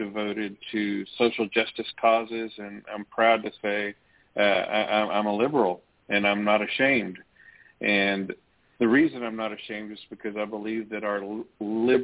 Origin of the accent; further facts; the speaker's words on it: Tyler, Texas, United States; I wanted to study how far and how deep did racism go in our hometown